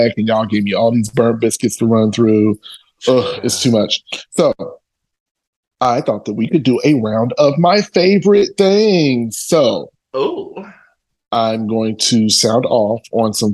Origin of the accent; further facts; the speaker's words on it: Chicago, Illinois, United States; I am a Chicagoan to the core